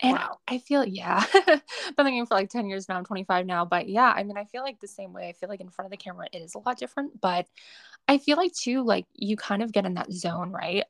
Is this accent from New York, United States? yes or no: no; Boston, Massachusetts, United States; I'm from Boston.